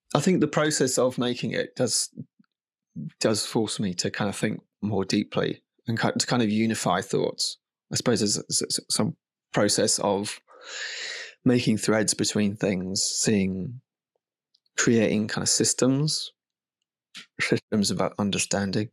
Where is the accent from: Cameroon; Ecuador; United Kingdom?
United Kingdom; now in Margate, United Kingdom; I'm definitely a product of being British